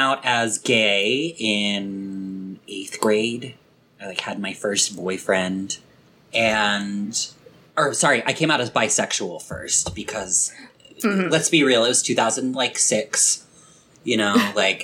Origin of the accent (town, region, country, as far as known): Delaware, United States